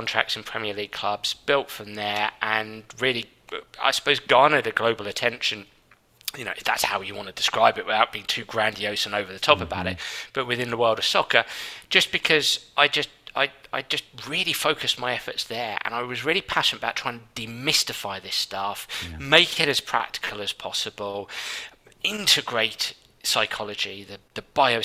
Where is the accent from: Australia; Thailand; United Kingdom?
United Kingdom; London; I grew up and lived in London at the time